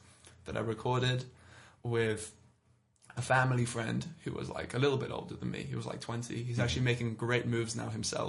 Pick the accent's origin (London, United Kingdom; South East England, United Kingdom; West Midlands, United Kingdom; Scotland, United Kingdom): London, United Kingdom; I'm London. I'm from London. I've lived here pretty much all my life.